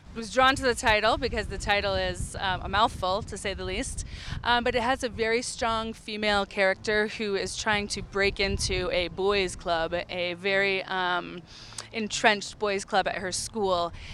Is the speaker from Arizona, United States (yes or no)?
yes; Phoenix, Arizona, United States; I am a fourth generation Arizonan, born and raised in Phoenix